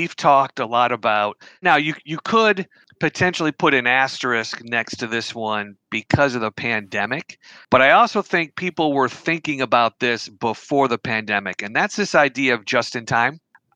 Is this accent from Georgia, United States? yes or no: no; Western New York, United States; now in Boise, United States; I grew up in Western New York